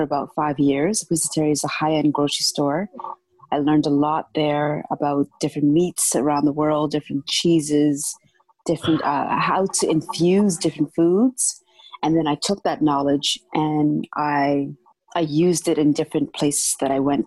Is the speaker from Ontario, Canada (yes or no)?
yes; Toronto, Ontario, Canada; I grew up in downtown Toronto